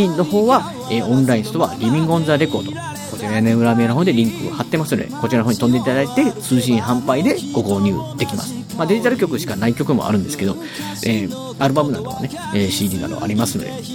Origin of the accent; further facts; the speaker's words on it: Osaka, Japan; 大阪人やと思わず一緒に突っ込んでしまう時もある